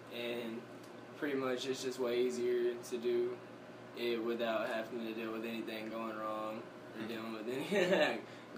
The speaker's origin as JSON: {"language": "English", "region": "West Texas", "country": "United States", "tie": "born or raised there", "also_born_or_lived": "Abilene, Texas / Mount Calm, Texas", "moved": "as an adult", "lives_now": "Colorado, United States", "said": "I was born in Abilene, but I've lived in West Texas my whole life until I came to Mount Calm when I was, like, in ninth grade."}